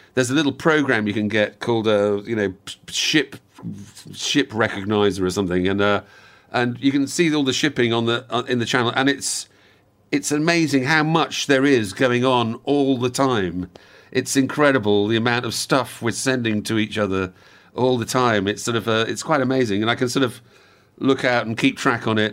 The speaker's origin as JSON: {"language": "English", "region": "Wales", "country": "United Kingdom", "tie": "born or raised there", "also_born_or_lived": "outside London", "said": "grew up in Wales and then we moved down, when I was about seven, we moved down to, to just outside London. And we were there for about four or five years. And then we moved back to the same house in Wales again"}